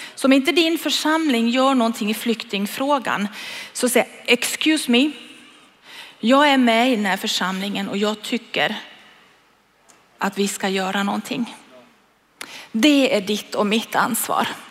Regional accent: Sweden; jag är en svensk

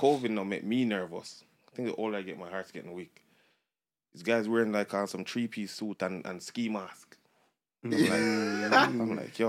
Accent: Jamaica; now in Canada; because I'm Jamaican.

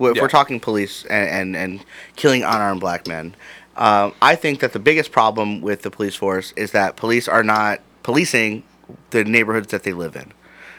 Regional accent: Cleveland, Ohio, United States; 71st and Harvard is where I grew up.

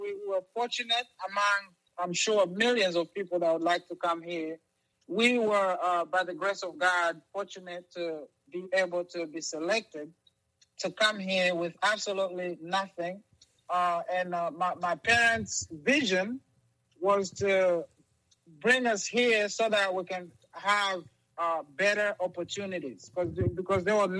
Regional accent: Rwanda; moved away; I came from Rwanda, and so I am Rwandese. I'm not just simply African. I am Rwandese, or at least I was.

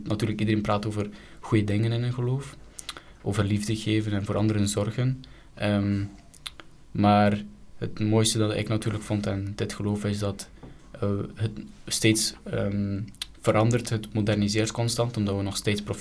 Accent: Belgium; omdat ik ook van België ben, van Europa

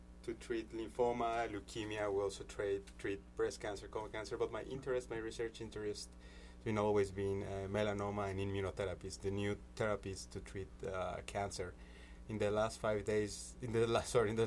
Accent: Mexico City, Mexico; moved away; I'm from Mexico City

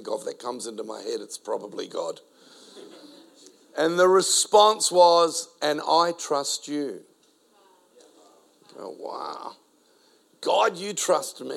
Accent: Adelaide, South Australia, Australia; first language Spanish; English is a second language; also born or lived in South America; brought to the country at the age of 4, only spoke Spanish because I was born in South America. Now in an Italian-speaking Australian city, Adelaide.

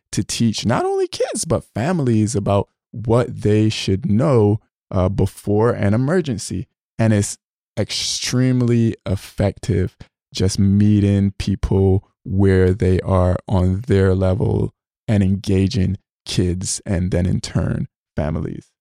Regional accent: Barbados; moved away; I grew up, uh, in Barbados.

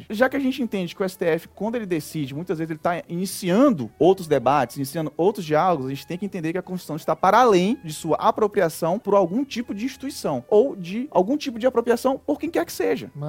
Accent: Northeast Region, Brazil; como nordestino, eu gosto muito de contar história

